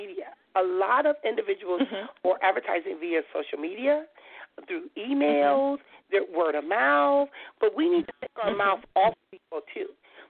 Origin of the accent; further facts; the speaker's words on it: Compton, California, United States; I tell them I'm … I was when I was growing up in Compton.